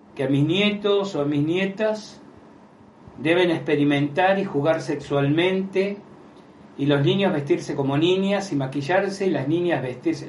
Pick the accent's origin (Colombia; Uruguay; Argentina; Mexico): Argentina; decimos en Argentina